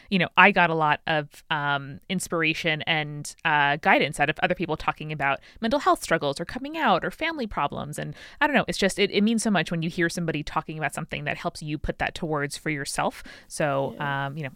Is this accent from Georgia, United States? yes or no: no; New York, United States; I, you know, I'm from New York. I got a degree in English.